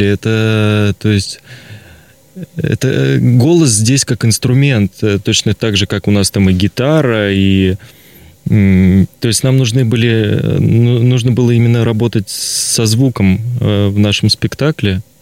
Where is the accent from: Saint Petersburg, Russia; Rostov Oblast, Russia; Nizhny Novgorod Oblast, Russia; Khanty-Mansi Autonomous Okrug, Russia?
Khanty-Mansi Autonomous Okrug, Russia; Surgut; Вообще, я, я из Сургута.